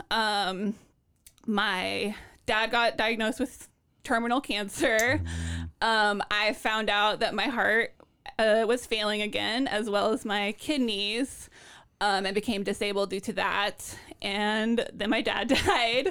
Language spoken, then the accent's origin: English; Lawrence, Kansas, United States; born or raised there; now in Portland